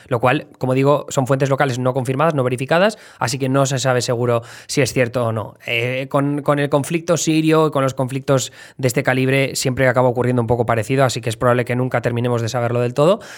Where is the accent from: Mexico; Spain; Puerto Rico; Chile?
Spain; Alcoy, Valencian Community; moved away as an adult; now in New York, United States; de Alcoy Alicante